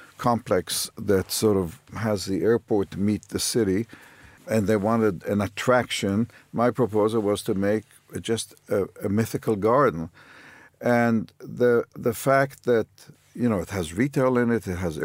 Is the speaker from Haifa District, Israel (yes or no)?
yes; Haifa, Haifa District, Israel; I grew up in Haifa